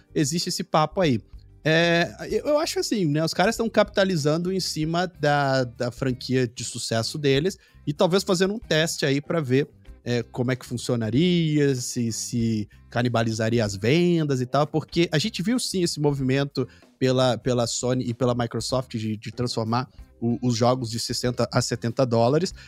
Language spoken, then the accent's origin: Portuguese; Brazil; como brasileiro